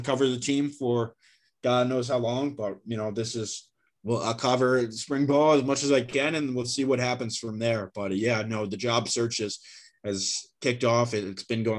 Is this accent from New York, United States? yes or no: no; Charlotte, North Carolina, United States; now in Philadelphia, United States; I'm from Charlotte, North Carolina